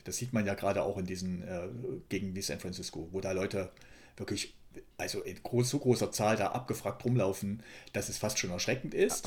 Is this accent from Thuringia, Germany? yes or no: yes; Thuringia, Germany; ich komme aus Ostdeutschland